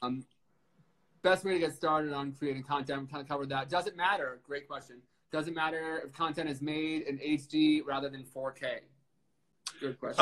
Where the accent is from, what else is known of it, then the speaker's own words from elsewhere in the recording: Suffern, New York, United States; I'm from Suffern